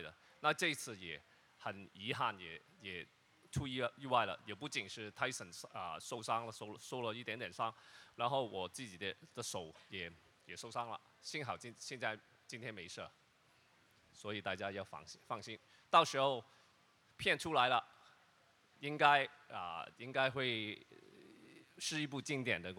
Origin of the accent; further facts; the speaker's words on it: Hong Kong; first language Cantonese; Chinese is a second language; 因为我的普通话，我每一次为什么 … 要想那么久？其实我用广东话从我的脑海脑海去转过来，就是所以比较慢啊